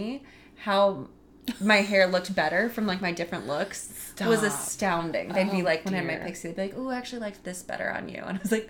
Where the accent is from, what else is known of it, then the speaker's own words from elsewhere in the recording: St. Louis, Missouri, United States; moved away; He lives in my hometown in St. Louis.